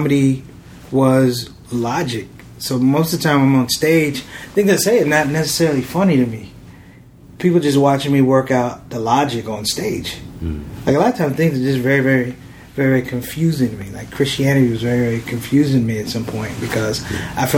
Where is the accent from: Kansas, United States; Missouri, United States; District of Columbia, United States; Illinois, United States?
District of Columbia, United States; Washington; I was born in D.C.